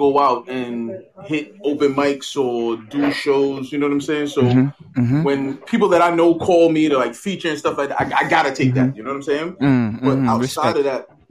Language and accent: English; New York City, New York, United States; also born or lived in Brooklyn, New York; I was born in Brooklyn, raised in Queens since I was five.